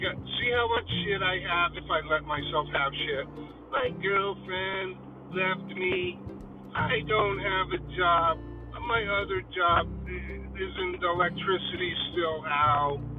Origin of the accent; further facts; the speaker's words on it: Connecticut, United States; I'm from Connecticut, so if you don't know Connecticut is one of the richest states